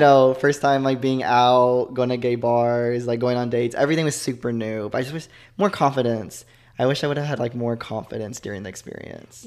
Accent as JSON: {"language": "English", "town": "Joshua", "region": "Texas", "country": "United States", "tie": "born or raised there", "also_born_or_lived": "Fort Worth, Texas / Stephenville, Texas / Arkansas", "moved": "as an adult", "said": "I grew up in Texas, actually. Oh. A small town called Joshua, Texas."}